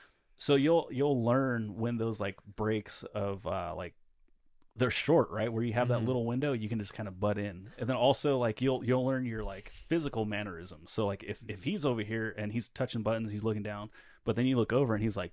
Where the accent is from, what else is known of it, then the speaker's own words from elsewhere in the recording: California, United States; I'm from Northern California, and so we say like all the time.